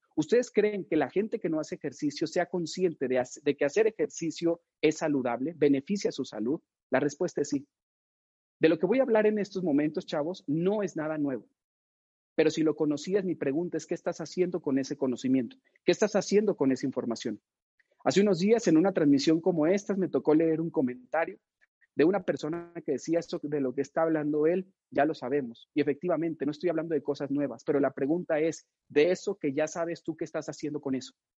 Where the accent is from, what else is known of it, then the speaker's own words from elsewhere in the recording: Mexico; estamos viviendo en México